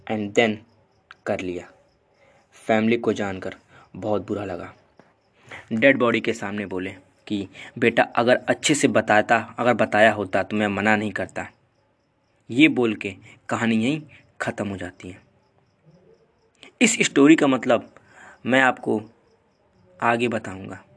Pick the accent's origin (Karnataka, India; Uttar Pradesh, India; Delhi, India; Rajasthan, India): Uttar Pradesh, India; Gorakhpur; and मैं proper Gorakhpur से belong करता हूँ सो so, मैं यूपी का हूँ